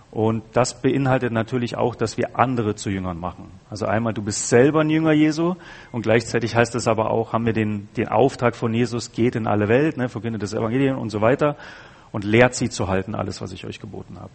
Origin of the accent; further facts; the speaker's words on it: Bavaria, Germany; ich komme ja aus Bayern